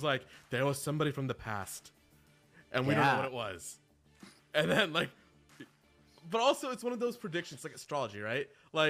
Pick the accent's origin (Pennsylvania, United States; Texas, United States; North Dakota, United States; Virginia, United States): Texas, United States; Houston; I'm from Houston.